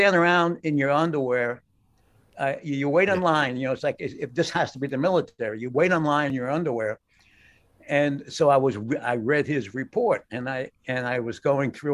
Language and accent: English; New York City, New York, United States; moved away; also born or lived in Cali, Colombia; I certainly wasn't considered white, you know, I mean, like lily white, like waspy white when I grew up in Brooklyn